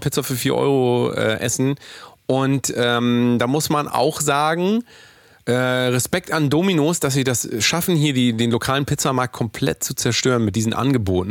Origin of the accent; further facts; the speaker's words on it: Willinghusen, Schleswig-Holstein, Germany; meiner Heimatstadt gewesen, nämlich in Willinghusen.